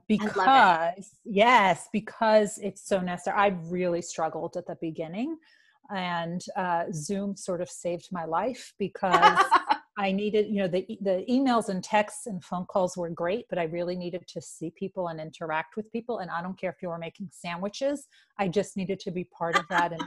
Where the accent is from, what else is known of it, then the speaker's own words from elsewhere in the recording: New York City, New York, United States; I am from New York. New York City